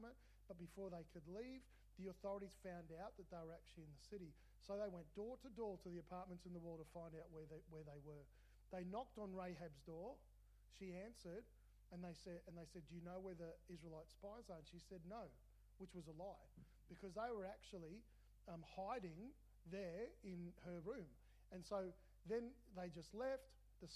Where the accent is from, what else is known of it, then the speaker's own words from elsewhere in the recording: Melbourne, Victoria, Australia; I grew up in Melbourne